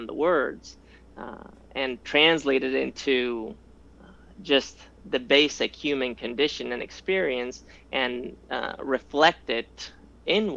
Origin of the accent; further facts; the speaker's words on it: Spain; moved away; I grew up in Spain